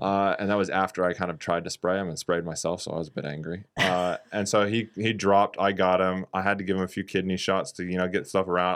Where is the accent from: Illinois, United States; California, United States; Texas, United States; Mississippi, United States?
California, United States; Redding; moved away; also born or lived in New Zealand; I'm from Redding, California